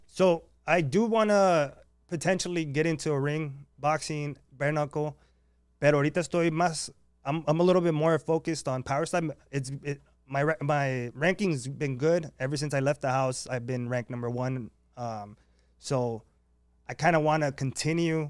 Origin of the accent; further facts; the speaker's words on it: San Diego, California, United States; I grew up in San Isidro